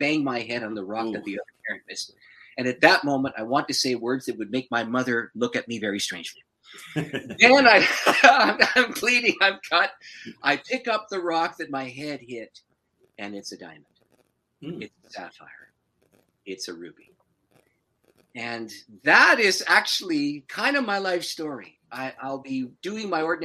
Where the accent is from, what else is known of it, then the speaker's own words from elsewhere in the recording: St. Catharines, Ontario, Canada; now in Windsor, Canada; I'm originally from St. Catharines, which is just north of Niagara Falls.